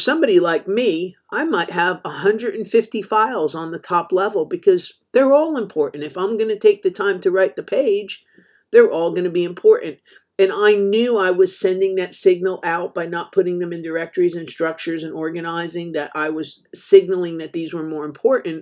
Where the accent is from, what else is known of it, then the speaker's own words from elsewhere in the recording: New Jersey, United States; I grew up in New Jersey